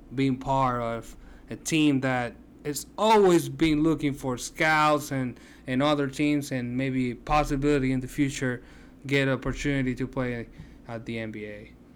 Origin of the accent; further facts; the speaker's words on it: Puerto Rico; I'm from Puerto Rico